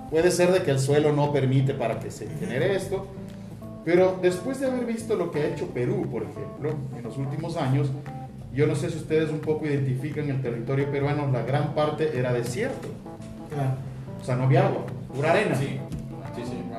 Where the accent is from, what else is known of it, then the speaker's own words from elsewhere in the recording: Ecuador; somos los latinos y los ecuatorianos